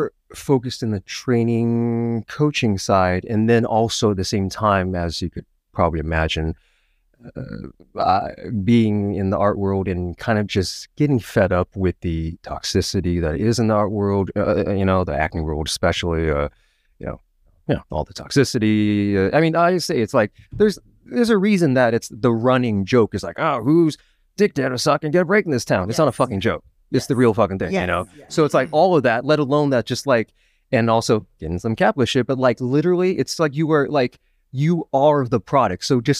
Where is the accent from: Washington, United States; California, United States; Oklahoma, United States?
Washington, United States; Seattle; now in New York City, United States; I grew up in Seattle, Washington, and then school, and then came over here. I've been here in New York City proper for about 10 years.